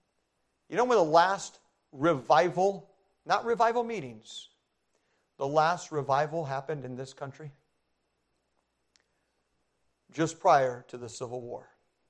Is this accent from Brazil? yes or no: yes; Brazil; I was an MK, that means a missionary kid. I grew up in Brazil